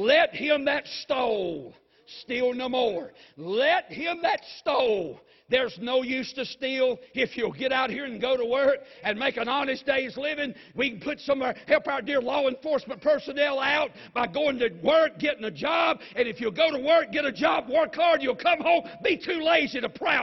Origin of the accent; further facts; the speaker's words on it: United States; I grew up in the America that believed there was only one true God.